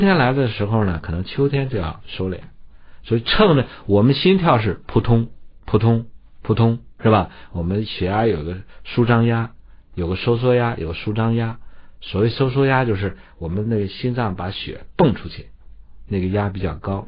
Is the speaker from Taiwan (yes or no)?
no; China; 我们中国人